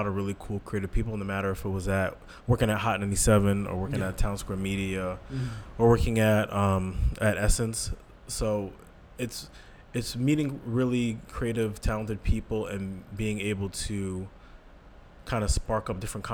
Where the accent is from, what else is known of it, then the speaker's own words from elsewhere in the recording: Saratoga Springs, New York, United States; I am originally from Saratoga Springs, New York